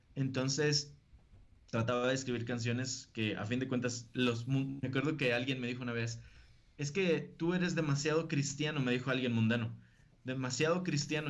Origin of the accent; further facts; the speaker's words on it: Río Bravo, Tamaulipas, Mexico; accent: norteño; yo nací en Río Bravo, viví y he vivido en Río Bravo prácticamente toda mi vida hasta el día de hoy